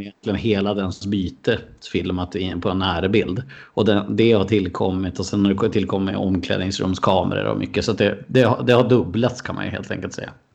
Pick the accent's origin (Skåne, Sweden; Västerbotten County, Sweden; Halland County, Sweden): Västerbotten County, Sweden; Skellefteå; also born or lived in Umeå; Jag är född i Skellefteå och så flyttade jag dit mm. 2010 för att, för att plugga